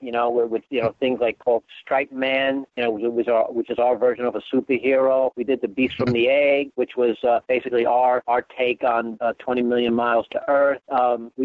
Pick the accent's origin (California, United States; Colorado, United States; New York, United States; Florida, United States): New York, United States; New York City; we grew up in the Bronx